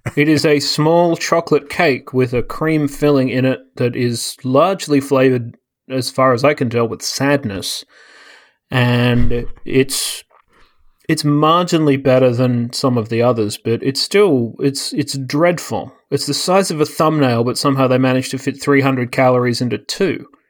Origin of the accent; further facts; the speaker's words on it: Australia; moved away as an adult; now in United States; I don't remember growing up with, I mean, maybe because Australia is full of everyone from everywhere.